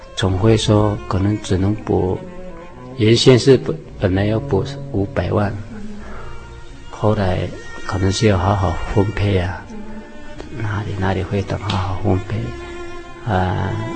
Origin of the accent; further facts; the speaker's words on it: Taiwan; first language Seediq (Truku); 我们这里是称赛德克族